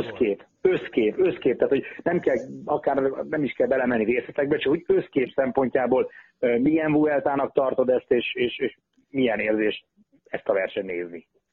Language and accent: Hungarian; Hungary; mi magyarok vagyunk